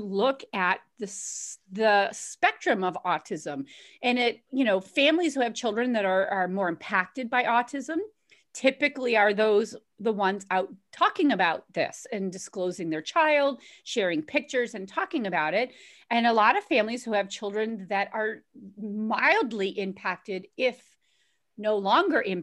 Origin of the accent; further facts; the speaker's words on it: Boston, Massachusetts, United States; We're both from Boston